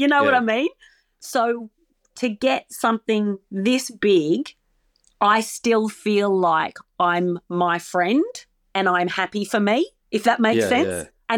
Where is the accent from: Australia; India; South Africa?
Australia